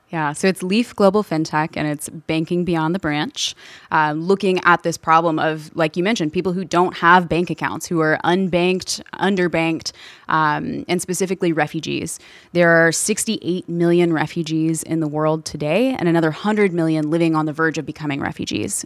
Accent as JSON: {"language": "English", "town": "Louisville", "region": "Kentucky", "country": "United States", "tie": "born or raised there", "said": "I'm originally from Louisville, Kentucky. All of my family is there, grew up there"}